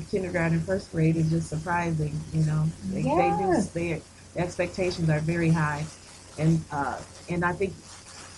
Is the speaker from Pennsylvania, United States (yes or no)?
no; Grand Rapids, Michigan, United States; also born or lived in North Carolina / Illinois; I'm from Grand Rapids. I was educated in Grand Rapids, graduated from Hollywood Hills High School